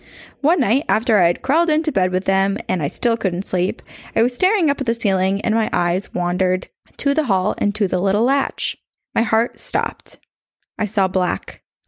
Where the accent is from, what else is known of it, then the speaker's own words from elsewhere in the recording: Indiana, United States; I started listening to your podcast on a 4-hour-long bus ride from Chicago to my hometown in the middle of nowhere, Indiana.